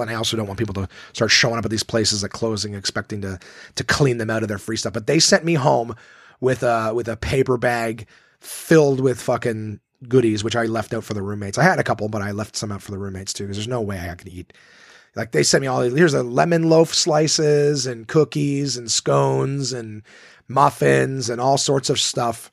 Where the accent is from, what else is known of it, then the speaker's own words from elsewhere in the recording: Ottawa, Ontario, Canada; my hometown club at Ottawa, Absolute Comedy